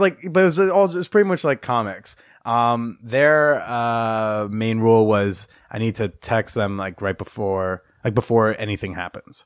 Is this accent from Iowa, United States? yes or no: yes; Iowa, United States; also born or lived in New Jersey / Pennsylvania; I was raised in Iowa